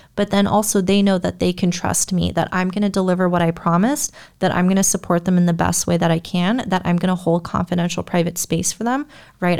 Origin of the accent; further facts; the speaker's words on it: United States; I'm an American